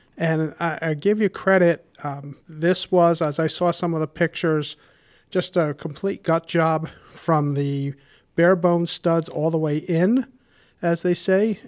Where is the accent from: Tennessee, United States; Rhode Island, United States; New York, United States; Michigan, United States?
Rhode Island, United States; Warwick; I grew up in Warwick and have been a homeowner for over thirty years